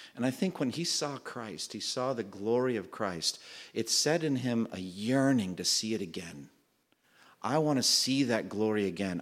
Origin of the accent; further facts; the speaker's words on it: Framingham, Massachusetts, United States; moved away; my hometown when I was growing up, Framingham, Massachusetts